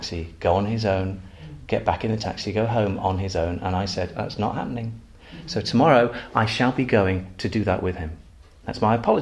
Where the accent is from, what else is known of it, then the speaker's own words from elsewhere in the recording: Manchester, North West England, United Kingdom; also born or lived in Macclesfield; I'm a Mancunian, which means I'm from Macclesfield. Manchester.